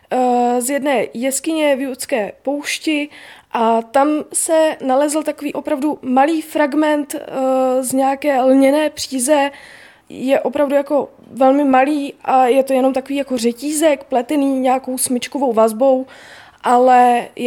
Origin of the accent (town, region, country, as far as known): Bohemia, Czechia